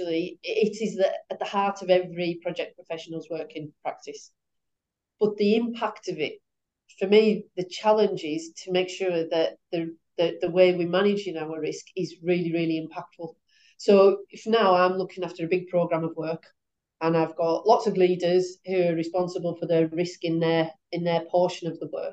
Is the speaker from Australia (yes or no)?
no; West Cumbria, North West England, United Kingdom; I'm from West Cumbria, and I was brought up close to the Sellafield plant